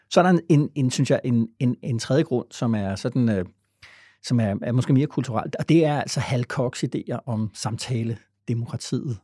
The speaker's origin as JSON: {"language": "Danish", "country": "Denmark", "said": "vi er ikke bare danskerne, vi vil også gerne være øh, danskerne"}